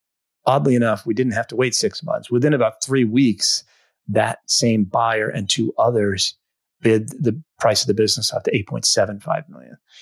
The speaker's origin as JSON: {"language": "English", "region": "New England", "country": "United States", "said": "I'm from New England"}